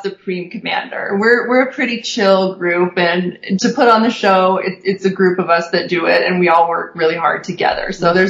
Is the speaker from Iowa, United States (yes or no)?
no; Sacramento, California, United States; now in Utah, United States; I'm from the Sacramento area, and my husband's from Redondo Beach.